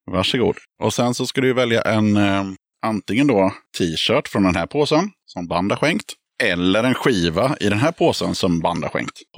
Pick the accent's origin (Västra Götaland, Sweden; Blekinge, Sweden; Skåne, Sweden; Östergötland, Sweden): Skåne, Sweden; så men vi är ju från Skåne.